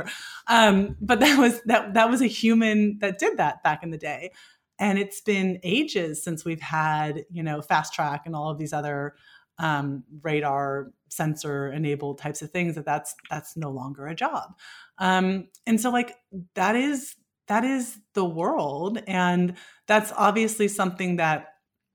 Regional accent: Bay Area, California, United States; growing up in the Bay Area

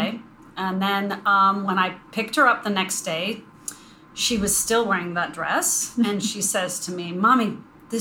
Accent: Northern Virginia, United States; I'm from Northern Virginia

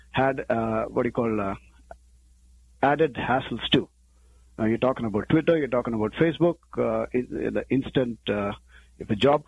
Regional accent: India; moved away as an adult; now in Cherry Hill, United States; I'm an engineer from India

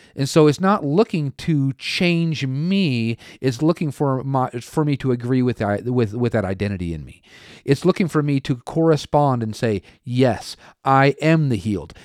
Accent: Oregon, United States; moved away; also born or lived in Tulsa, Oklahoma; I was born and raised in Oregon

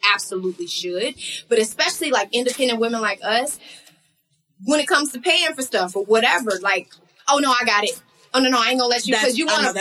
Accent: Texas, United States; my home state

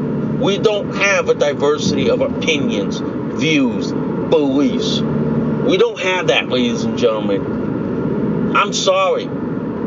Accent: United States; I'm Asian American

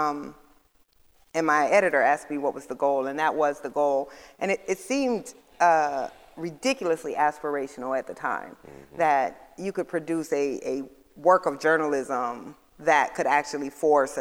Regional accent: Iowa, United States; I grew up in Iowa, very cosmopolitan, diverse state.

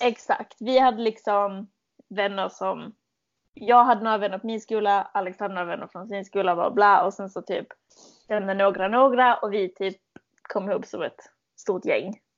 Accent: Malmö, Skåne, Sweden; accent: malmöitisk skånska; moved away as an adult; now in London, United Kingdom; Jag kommer från Malmö originally, men jag mm. flyttade till London för åtta månader sedan.

